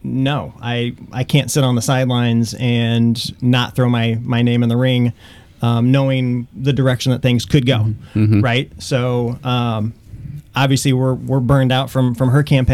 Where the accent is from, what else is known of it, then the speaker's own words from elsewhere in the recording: Springfield, Illinois, United States; moved away as an adult; also born or lived in Cape Girardeau, Missouri; now in Wentzville, United States; I am from Central Illinois. Grew up just outside of Springfield